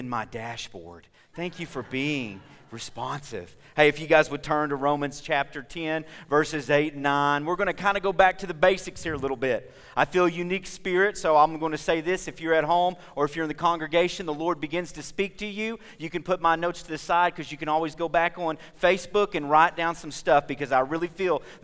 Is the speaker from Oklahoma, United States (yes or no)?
yes; Oklahoma, United States; We're from Oklahoma